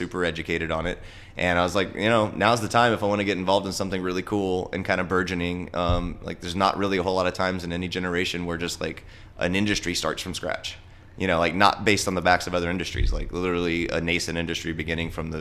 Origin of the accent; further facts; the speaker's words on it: Texas, United States; moved away as an adult; also born or lived in Austin, Texas / Denver, Colorado; I grew up in Texas, but it's never really felt like home to me